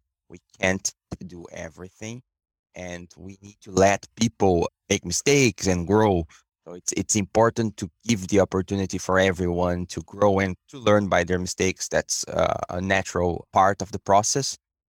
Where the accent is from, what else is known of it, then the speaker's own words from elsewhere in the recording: Brazil; English is a second language; moved away as an adult; now in Canada; Most of my career was in consulting companies back in Brazil, my hometown, and I came to Canada in 2018